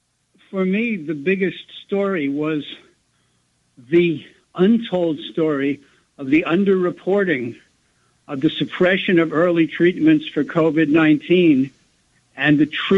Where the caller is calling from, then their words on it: Brooklyn, New York, United States; Good evening. … from Brooklyn.